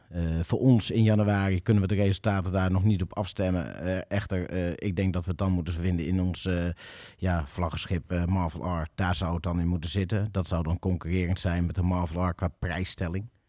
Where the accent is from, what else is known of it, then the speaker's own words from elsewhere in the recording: Emmeloord, Flevoland, Netherlands; also born or lived in Doetinchem area, Achterhoek; now in Doetinchem, Netherlands; Ik ben geboren en getogen in Emmeloord, in de polder